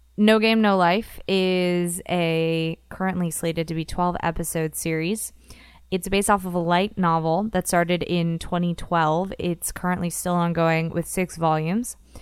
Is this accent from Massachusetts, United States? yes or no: no; Florida, United States; growing up in Florida